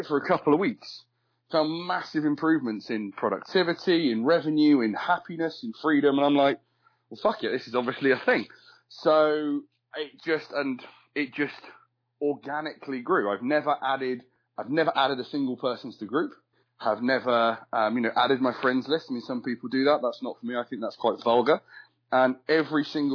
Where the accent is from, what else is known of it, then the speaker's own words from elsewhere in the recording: United Kingdom; I am British